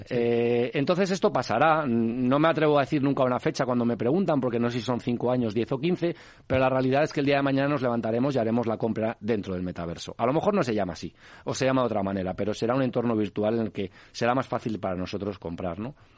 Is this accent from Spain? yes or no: yes; Madrid, Community of Madrid, Spain; yo soy ramireño del Ramiro de Maestu